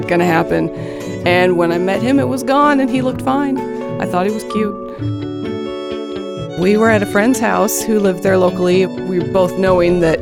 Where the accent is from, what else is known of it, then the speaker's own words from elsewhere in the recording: Arlington, Washington, United States; I grew up in Arlington, Washington, north of Seattle.